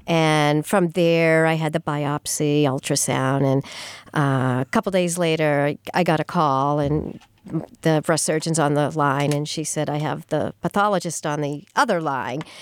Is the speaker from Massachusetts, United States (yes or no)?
yes; Sturbridge, Massachusetts, United States; moved away as an adult; also born or lived in Amherst / Melrose / West Peabody; now in Franklin, United States; I grew up in the Sturbridge area